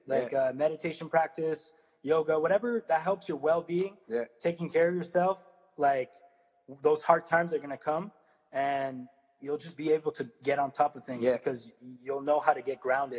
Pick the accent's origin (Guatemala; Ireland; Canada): Canada; Ottawa, Ontario; I'm from Ottawa too, man. Shout out. 94, play soccer in Dupass, bro.